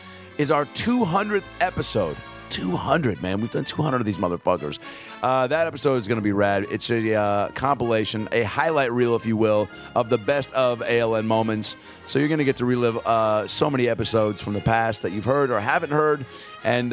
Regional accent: Washington, United States; moved away; It's Spokane, Washington. It's you know, it's kind of my hometown. Not really 5 hours from there, but it's in Washington State

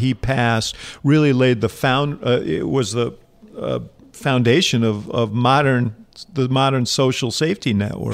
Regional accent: New York City, New York, United States; I grew up here in New York City

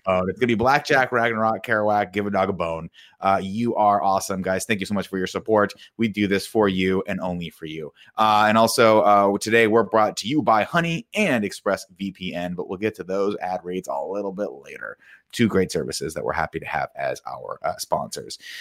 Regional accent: Riverside, California, United States; when I grew up in Riverside

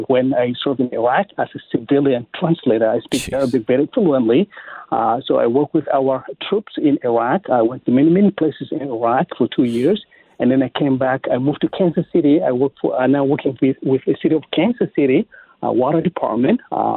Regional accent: South Sudan; English is a second language; now in Missouri, United States; I am from South Sudan originally. So I came to America in 1999.

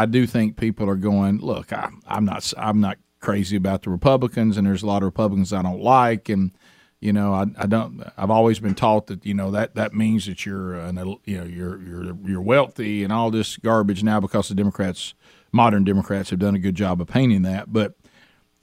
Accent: Alabama, United States; our families, where we grew up in Alabama, went through this same process

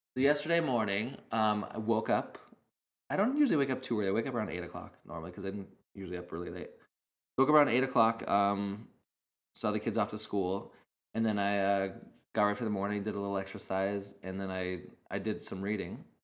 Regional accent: United States; also born or lived in Arizona, United States; now in California, United States; growing up in Idaho and in Arizona, there was I mean a lot of open space

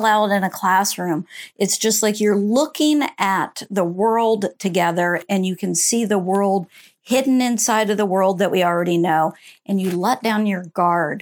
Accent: Central Florida, United States; I grew up in Central Florida, small town in Central Florida

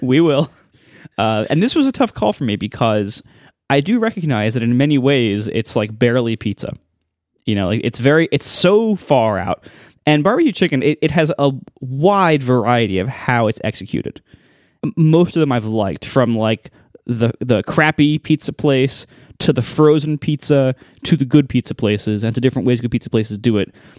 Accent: Ohio, United States; moved away; growing up in Ohio

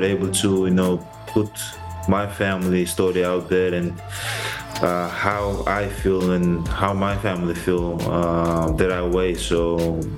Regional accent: Greece; moved away as an adult; I was born in and raised in Greece, understand the Greek culture, speak the language, know the history.

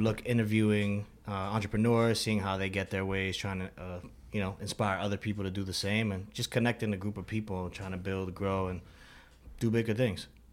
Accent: United States; also born or lived in Madrid; I'm American

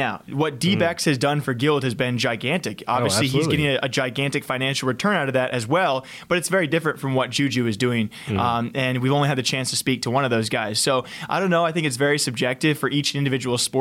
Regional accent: United States

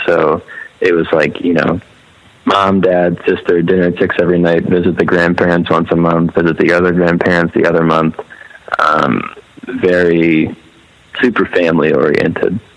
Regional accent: Maryland, United States; moved away as an adult; also born or lived in Laurel, Maryland / Philadelphia; I was all in Maryland.

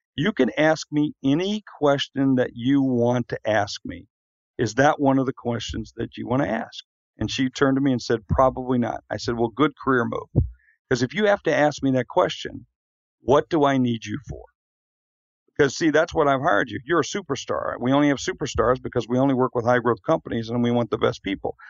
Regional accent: South Dakota, United States; moved away; I'm from South Dakota

